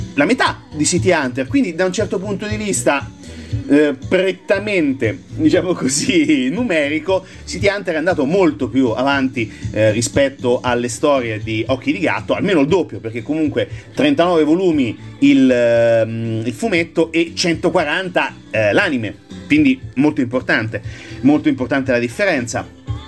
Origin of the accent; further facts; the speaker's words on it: Marche, Italy; dalle nostre parti marchigiane